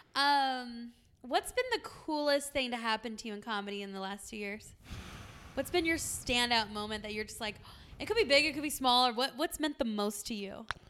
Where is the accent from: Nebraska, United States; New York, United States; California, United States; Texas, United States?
California, United States; San Diego; now in Arizona, United States; I'm from San Diego